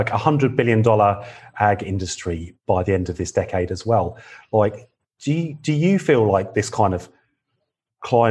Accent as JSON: {"language": "English", "town": "McLaren Vale", "region": "South Australia", "country": "Australia", "said": "I come from McLaren Vale"}